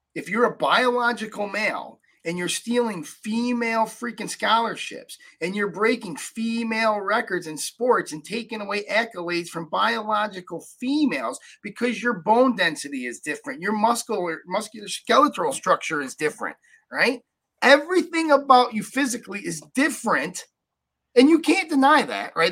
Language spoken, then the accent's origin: English; upstate New York, United States; i grew up in upstate new york 5001 people in my hometown